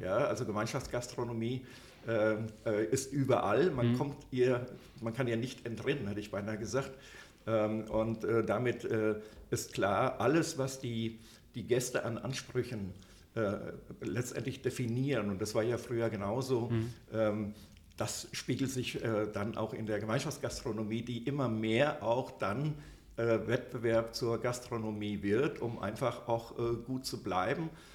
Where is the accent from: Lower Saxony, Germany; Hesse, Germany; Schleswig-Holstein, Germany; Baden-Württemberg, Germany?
Hesse, Germany; a small village near Büdingen, Upper; Ich äh, komme aus einem äh, kleinen Dorf aus der Nähe äh, äh, von Büdingen. Das ist also da im, in Oberhessen